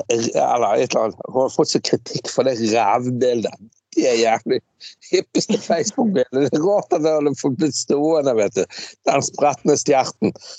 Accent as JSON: {"language": "Norwegian", "town": "Bergen", "region": "Vestland", "country": "Norway", "said": "jeg er jo fra Laksevåg. Jeg kommer jo fra jævla arbeiderstrøk"}